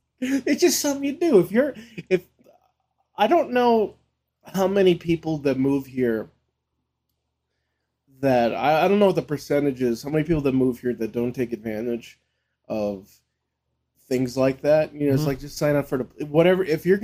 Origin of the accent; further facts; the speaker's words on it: Las Vegas, Nevada, United States; And it's also just growing up in Vegas